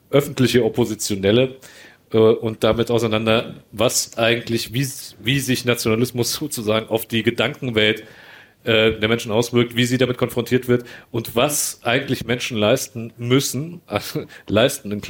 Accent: Bosnia & Herzegovina; ich bin ja auch Bosnier

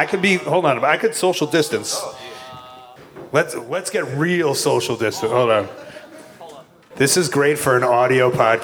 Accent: Australia; Me as an Australian who is here to recruit Nathan Jones, we're so grateful.

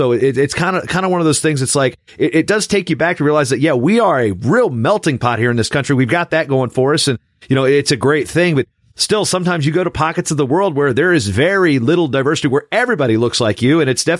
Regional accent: Hampton Roads, Virginia, United States; now in Minnesota, United States; I grew up minutes from it. I grew up near Norfolk State. So I grew up around HBCUs.

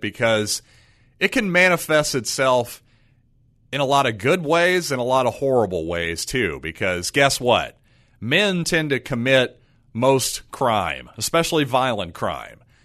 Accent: United States; as an American

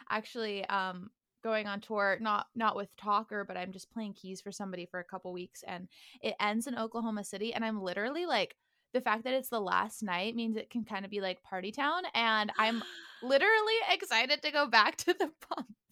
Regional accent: outside of Sacramento, California, United States; also born or lived in Miami, Florida; now in Los Angeles, United States; So I actually grew up outside of Sacramento.

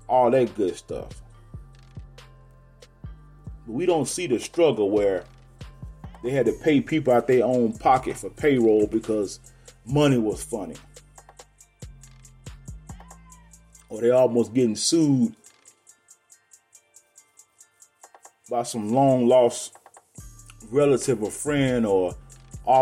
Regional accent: Garland, Texas, United States; also born or lived in Monroe, Louisiana; I was born in Monroe, Louisiana, and my mother moved us out here when I was 5 years old. And I was turning six, basically. And we moved to a town called Garland, Texas

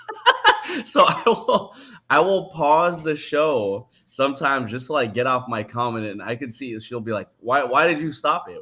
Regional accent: San Francisco, California, United States; also born or lived in Daly City; I'm from San Francisco, but my parents' current house is in Daly City

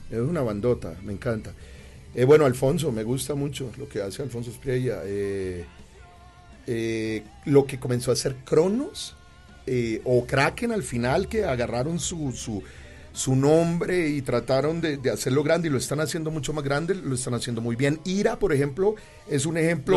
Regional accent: Colombia; yo soy colombiano

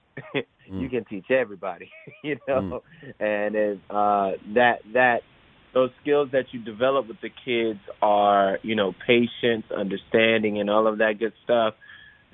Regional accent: Miami, Florida, United States; moved away as an adult; now in Los Angeles, United States; I actually was born and raised in Miami, Florida.

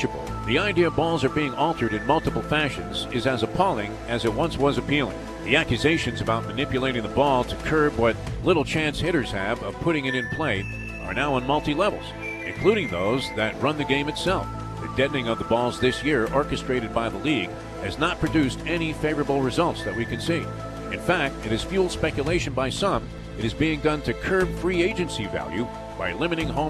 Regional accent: New York City, New York, United States; Growing up in Brooklyn in the 50s

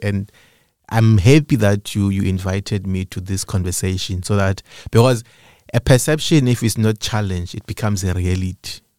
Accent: Eastern Cape, South Africa; moved away as an adult; now in Cape Town, South Africa; I was born in Cape Town, but I grew up in the Eastern Cape.

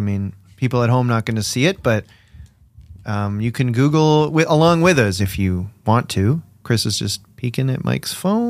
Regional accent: Canada; because we're Canadian, us three.

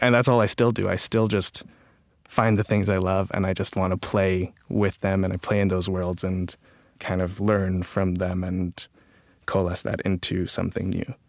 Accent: Toronto, Ontario, Canada; also born or lived in Calgary, Alberta; I was born in Calgary, Alberta, um, and I moved to Toronto when I was a kid

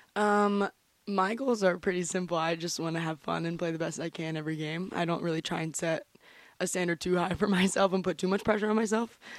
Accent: St. Augustine, Florida, United States; moved away as an adult; now in New Hampshire, United States; I'm from St. Augustine, Florida

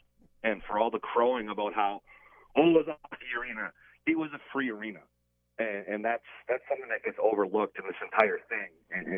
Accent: Milwaukee, Wisconsin, United States; I was a sports fan growing up in Milwaukee

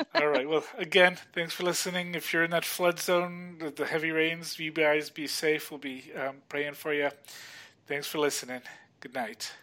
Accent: California, United States; I grew up in California

